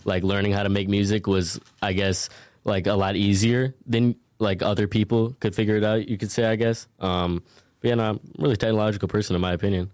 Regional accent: Minneapolis, Minnesota, United States; I'm from originally Minneapolis, Minnesota

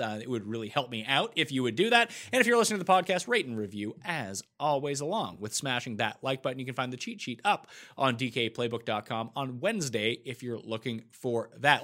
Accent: Canada; As a Canadian

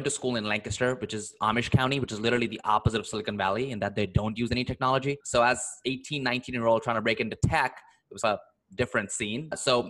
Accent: India; moved away as an adult; also born or lived in Philadelphia, United States / San Francisco, United States; now in United States; grew up in India in this middle-class family. Nobody in my family had ever left the country.

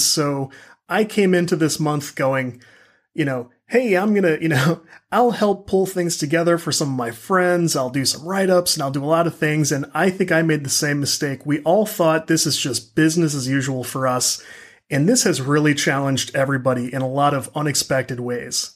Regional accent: St. Louis, Missouri, United States; I'm from the Saint Louis area

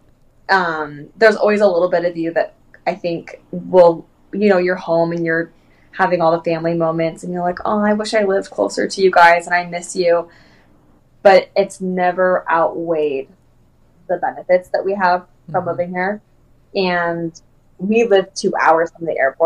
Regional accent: Orange County, California, United States; moved away as an adult; also born or lived in Anaheim, California; now in Sequim, Washington, United States; I'm Californian through and through. Like, I was raised in Orange County

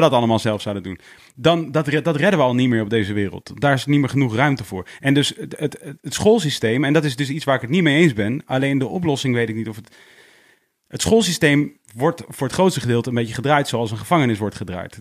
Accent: Leusden, Utrecht, Netherlands; ik ben geboren in Leusden, daar heb je dus een Montessori school, dat zie je vlakbij uh, Amersfoort

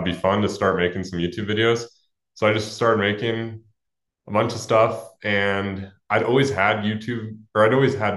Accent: Alamo, California, United States; I grew up in Alamo, California, which is sort of near San Francisco

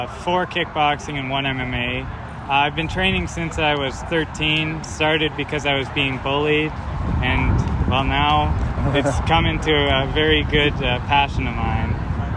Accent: Saskatchewan, Canada; I'm from Saskatchewan, Canada, small town. I train in Yorkton Martial Arts.

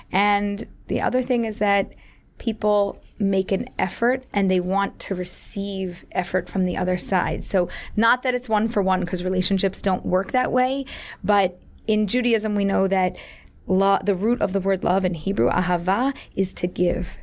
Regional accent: Philadelphia, Pennsylvania, United States; moved away; I was born and raised in Philadelphia

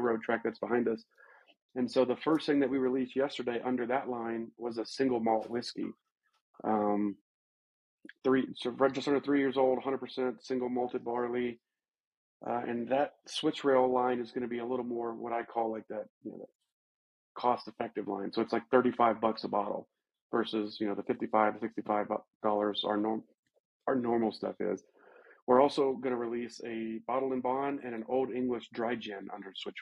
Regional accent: Alabama, United States; also born or lived in Georgia; now in Colorado, United States; When I was a kid growing up in Alabama

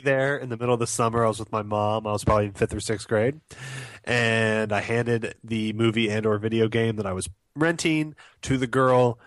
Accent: United States; as an American

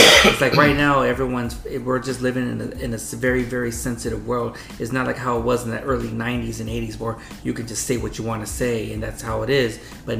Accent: Wilmington, California, United States; I was born in Wilmington

